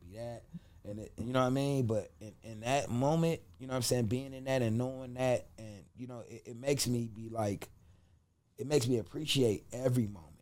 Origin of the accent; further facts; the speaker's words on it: Cleveland, Ohio, United States; I grew up in Cleveland, Ohio, on St. Clair